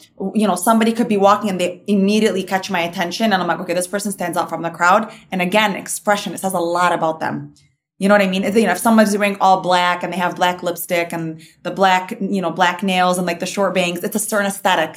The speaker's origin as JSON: {"language": "English", "town": "Dearborn", "region": "Michigan", "country": "United States", "tie": "born or raised there", "said": "Dearborn's where I kind of grew up"}